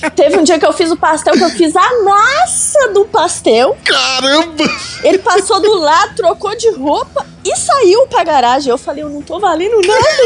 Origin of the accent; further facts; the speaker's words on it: Belo Horizonte, Minas Gerais, Brazil; now in Sarzedo, Brazil; Eu sou de Belo Horizonte